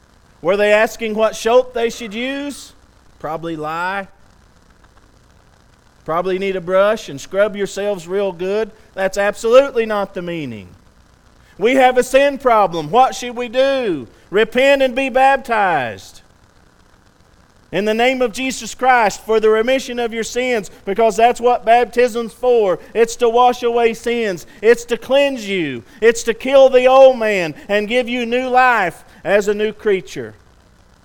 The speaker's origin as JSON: {"language": "English", "region": "West Texas", "country": "United States", "said": "I'm from West Texas."}